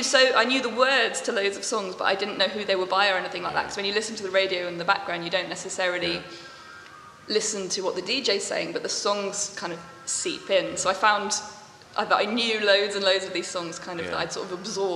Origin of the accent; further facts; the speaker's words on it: Buckinghamshire, South East England, United Kingdom; moved away as an adult; now in Bristol, United Kingdom; In Buckinghamshire. So sort of between High Wycombe and Amersham, kind of just northwest of London, like London suburbs, basically.